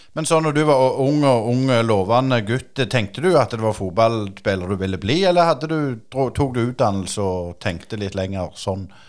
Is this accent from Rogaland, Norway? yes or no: yes; Jæren, Rogaland, Norway; som vi sier her på Jæren